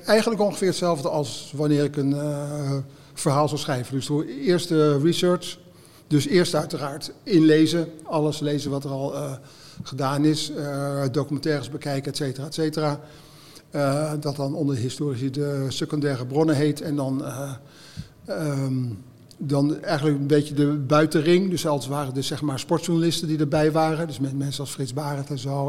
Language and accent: Dutch; Haarlem, North Holland, Netherlands; nou kom ik uit Haarlem